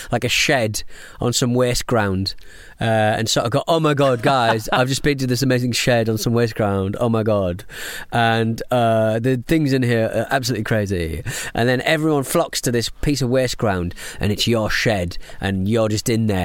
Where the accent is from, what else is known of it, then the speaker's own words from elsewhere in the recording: South Africa; I'm from South Africa.